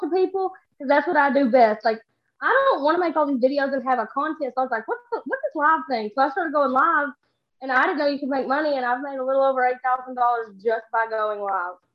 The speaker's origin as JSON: {"language": "English", "region": "Texas", "country": "United States", "said": "I'm from Texas"}